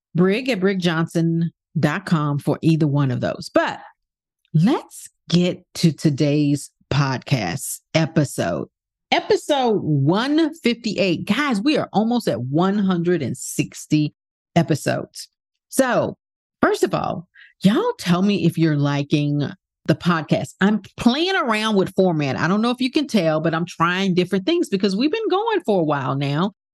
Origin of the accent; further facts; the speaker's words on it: New York City, New York, United States; moved away; I was born in Brooklyn, Brooklyn Jewish Hospital